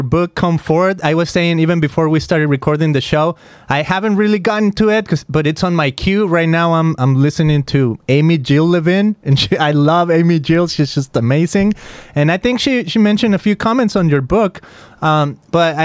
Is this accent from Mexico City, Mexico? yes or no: no; Guadalajara, Jalisco, Mexico; I come from Guadalajara, Mexico